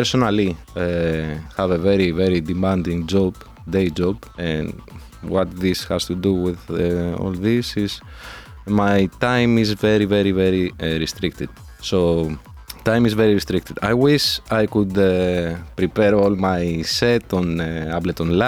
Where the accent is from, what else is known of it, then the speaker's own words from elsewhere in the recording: Athens, Attica, Greece; also born or lived in Brazil; now in Madrid, Spain; I'm originally from Athens, Greece